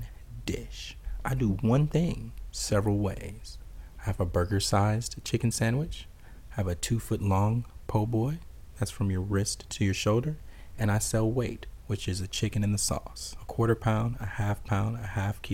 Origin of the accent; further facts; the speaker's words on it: South Louisiana, United States; also born or lived in Atlanta; I'm from South Louisiana